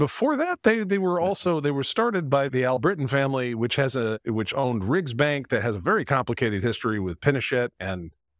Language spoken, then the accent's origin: English; Quebec, Canada; My first job was in Paris, and I grew up in French Canada, and that's bilingual.